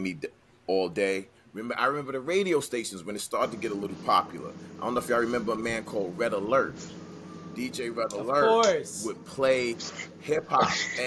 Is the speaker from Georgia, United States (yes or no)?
no; New York City, New York, United States; growing up in New York City